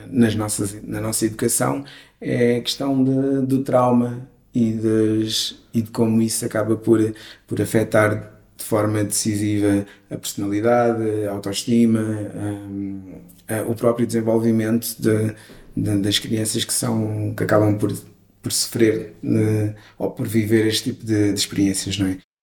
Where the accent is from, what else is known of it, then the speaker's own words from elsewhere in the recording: Vialonga, Lisbon, Portugal; vivendo num, num bairro onde eu cresci, que foi Vialonga